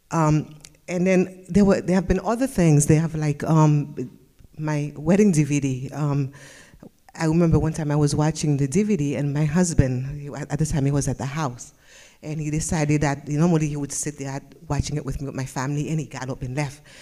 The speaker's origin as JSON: {"language": "English", "town": "West Palm Beach", "region": "Florida", "country": "United States", "said": "I'm from West Palm and my testimony is sitting in the back."}